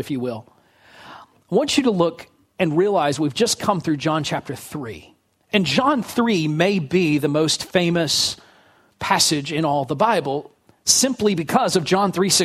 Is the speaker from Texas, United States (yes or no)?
yes; Fort Worth, Texas, United States; I was born in Fort Worth, grew up in DFW